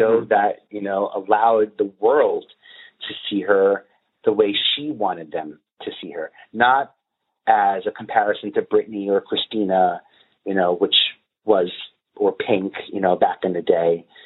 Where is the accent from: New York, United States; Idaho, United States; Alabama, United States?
New York, United States; New York City; now in Brooklyn, United States; I'm a boy from Staten Island